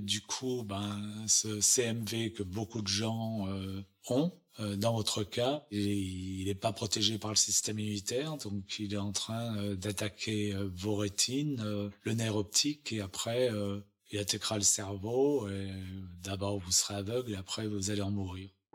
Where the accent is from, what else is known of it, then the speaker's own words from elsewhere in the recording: Chamonix, Auvergne-Rhône-Alpes, France; also born or lived in Paris; now in Los Angeles, United States; je suis né à Chamonix en Haute-Savoie